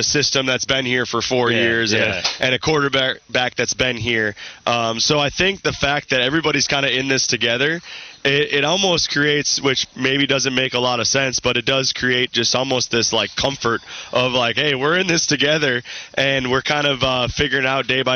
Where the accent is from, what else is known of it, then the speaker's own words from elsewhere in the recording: Minnesota, United States; moved away as an adult; I'm born and raised in Minnesota.